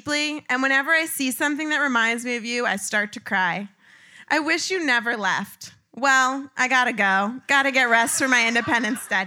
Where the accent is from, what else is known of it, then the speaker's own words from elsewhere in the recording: Long Island, New York, United States; I grew up in Long Island in the 90s